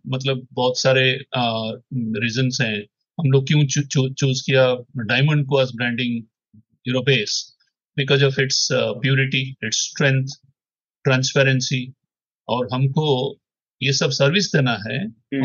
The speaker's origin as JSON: {"language": "Hindi", "town": "Bhubaneswar", "region": "Odisha", "country": "India", "tie": "born or raised there", "also_born_or_lived": "Hyderabad", "second_language": "Hindi", "moved": "as an adult", "said": "भुवनेश्वर मेरा home town है but मैंने 20-25 साल से तो हैदराबाद में रहा था"}